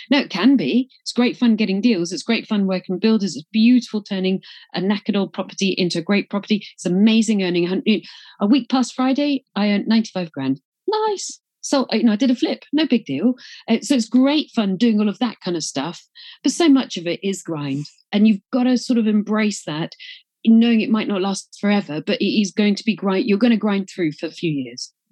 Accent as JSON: {"language": "English", "town": "Glasgow", "region": "Scotland", "country": "United Kingdom", "accent": "English", "said": "I joke about it because I'm from Glasgow, even though I've got an English accent, that's Scottish Presbyterianism."}